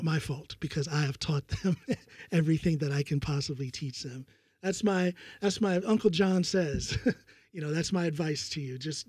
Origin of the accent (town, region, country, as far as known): United States; now in Norway